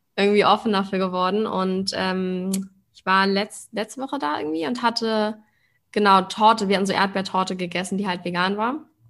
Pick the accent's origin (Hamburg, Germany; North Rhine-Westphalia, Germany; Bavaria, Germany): Hamburg, Germany; now in Berlin, Germany; Ich komme ja auch aus Hamburg ursprünglich